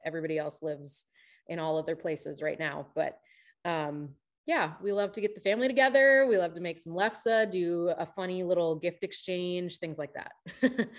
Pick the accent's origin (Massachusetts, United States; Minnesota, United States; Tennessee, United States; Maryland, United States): Minnesota, United States; now in Nashville, United States; I am from the north. I'm from Minnesota.